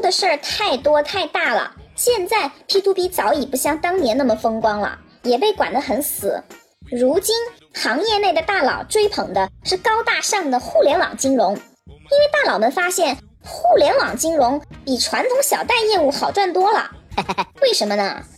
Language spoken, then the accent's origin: Chinese; China; 我们中国人太聪明了